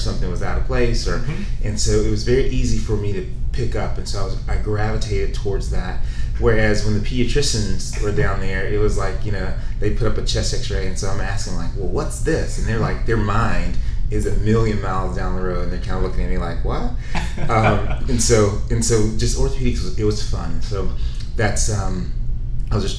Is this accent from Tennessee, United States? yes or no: yes; Tennessee, United States; I'm from Tennessee